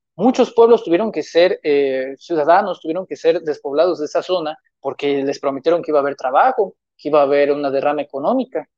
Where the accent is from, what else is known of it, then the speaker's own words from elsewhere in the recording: Mexico; como mexicano